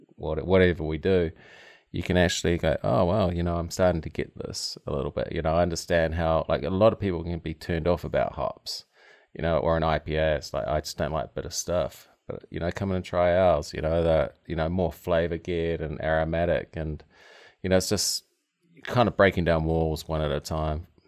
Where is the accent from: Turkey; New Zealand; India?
New Zealand; Tauranga, Bay of Plenty; moved away as an adult; also born or lived in West Coast, United States; now in Maryland, United States; where I grew up is New Zealand's, uh, busiest port